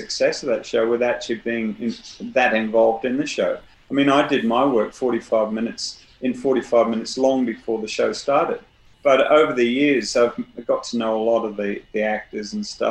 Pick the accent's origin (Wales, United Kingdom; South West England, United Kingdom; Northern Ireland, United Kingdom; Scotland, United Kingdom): Wales, United Kingdom; North; moved away; also born or lived in Southwest London; I was growing up in North Wales